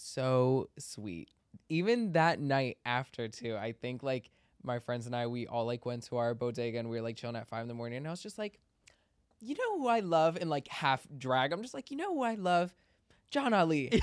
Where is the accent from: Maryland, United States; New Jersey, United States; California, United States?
Maryland, United States; we grew up in Maryland together